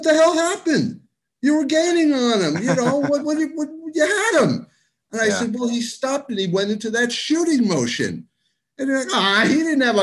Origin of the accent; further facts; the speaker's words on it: New York City, New York, United States; grew up in Queens until I was 13. That was 1969